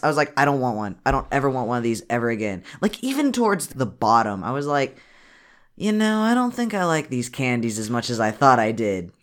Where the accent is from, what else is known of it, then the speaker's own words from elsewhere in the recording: United States; we're from America